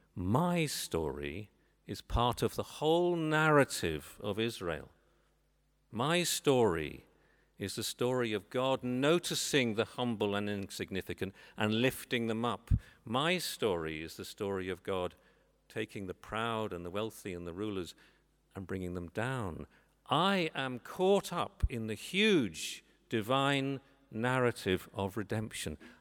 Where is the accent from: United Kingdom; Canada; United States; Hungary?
United Kingdom; England; moved away as an adult; now in Northern Ireland, United Kingdom; I'm not from these parts. I'm English